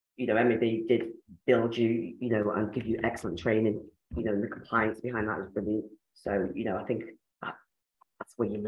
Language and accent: English; Ireland; now in West Yorkshire, United Kingdom; Yes, I'm in West Yorkshire. So, yes, I've been around the block a bit. I'm Irish as well.